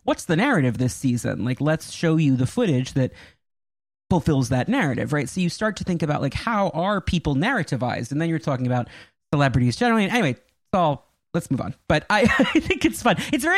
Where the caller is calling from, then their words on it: Westchester, New York, United States; Westchester, New York, about 20 minutes from Salem Center. I'm at my parents' house.